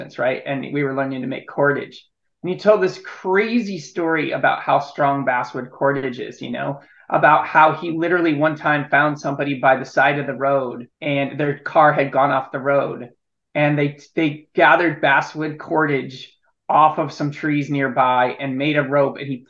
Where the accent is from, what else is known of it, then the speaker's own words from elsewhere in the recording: Illinois, United States; Yeah, I grew up in Illinois. I grew up in the Midwest